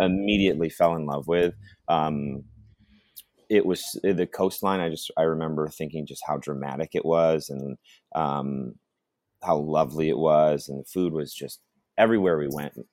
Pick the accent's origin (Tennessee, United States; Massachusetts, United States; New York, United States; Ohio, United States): New York, United States; Watkins Glen; moved away as an adult; also born or lived in Ithaca, New York; now in Santa Barbara, United States; growing up in Watkins, and then um, you know, I went to uh, after I after I graduated high school, I moved to Ithaca